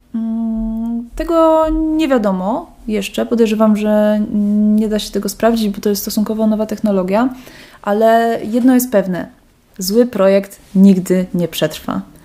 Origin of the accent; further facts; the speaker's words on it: Kraków, Lesser Poland, Poland; moved away as an adult; now in Wrocław, Poland; Ja nie jestem wrocławianką oryginalnie, pochodzę z Krakowa